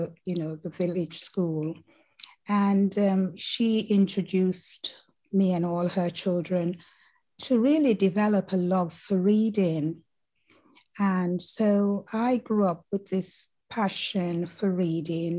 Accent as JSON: {"language": "English", "area": "Mount Olive", "region": "Saint Catherine", "country": "Jamaica", "tie": "born or raised there", "said": "I grew up in the Caribbean and the beautiful island of Jamaica, and one of the mountain regions, which is called Mount Olive, situated in one of the boroughs of St. Catherine"}